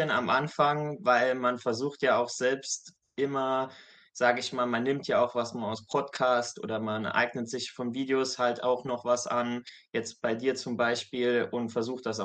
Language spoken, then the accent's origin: German; Saarland, Germany; Ich bin aktuell 25 Jahre alt, komme aus dem kleinen Saarland in Deutschland